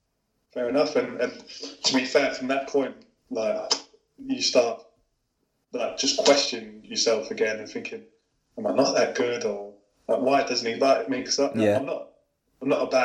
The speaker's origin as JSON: {"language": "English", "area": "Hertfordshire", "region": "East of England", "country": "United Kingdom", "said": "I'm from Hertfordshire, Stevenage obviously in Hertfordshire."}